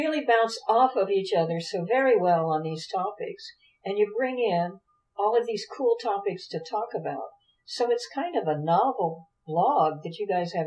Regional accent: Dayton, Ohio, United States; I grew up in Dayton, Ohio, and my father's people were from Eastern Kentucky

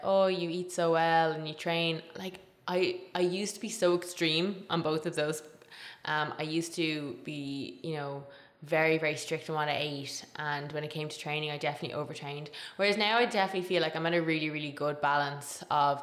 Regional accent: Tipperary, Munster, Ireland; where I grew up in Tipperary, food was the kind of center of the family

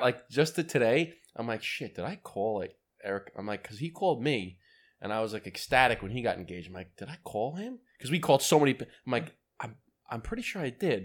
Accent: United States; I'm an American

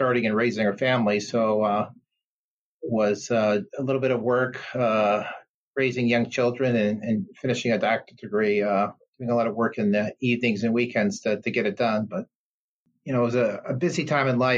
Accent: Detroit, Michigan, United States; also born or lived in Baltimore / upstate New York; I'm from the Detroit area, actually. I grew up here

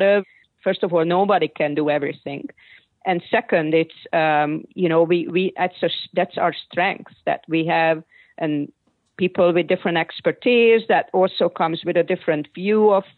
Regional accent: Hungary; now in United States; growing up in Hungary

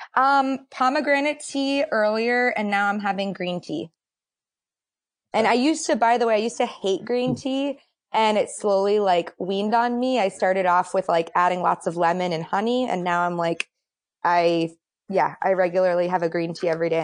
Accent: Boston, Massachusetts, United States; moved away as an adult; now in Cincinnati, United States; I'm from the East Coast. I'm from Boston

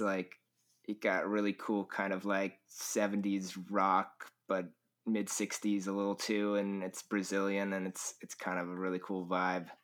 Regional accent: California, United States; I am from California

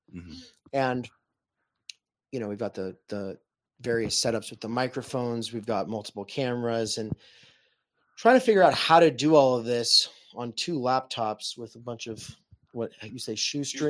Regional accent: Spokane, Washington, United States; moved away; I come from the Spokane music scene

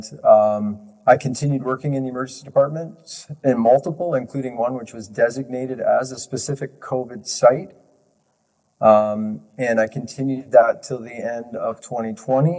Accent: Ontario, Canada; I'm Canadian born, and I've lived in Ontario my entire life

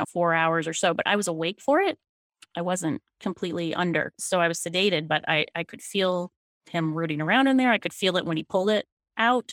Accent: Falmouth, Maine, United States; I was born at Maine Medical Center, and my parents were both born in Maine, too. I grew up in Falmouth

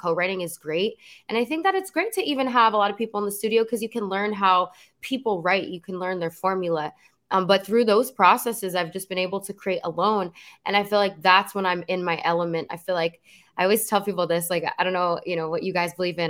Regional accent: New Jersey, United States; moved away as an adult; now in Los Angeles, United States; I grew up in New Jersey, born and raised

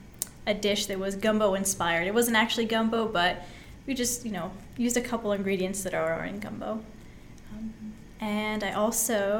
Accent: Astoria, Oregon, United States; So I grew up in Astoria. I was born and raised in Astoria in Oregon, and I lived there until I was 18.

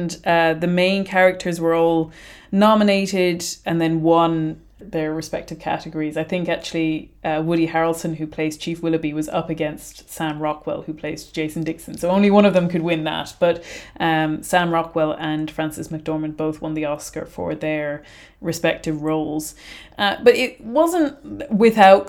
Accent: Ireland; as an Irish person

